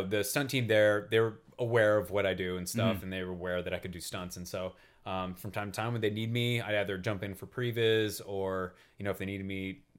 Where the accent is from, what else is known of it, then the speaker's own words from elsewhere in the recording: Yakima, Washington, United States; I grew up in Yakima.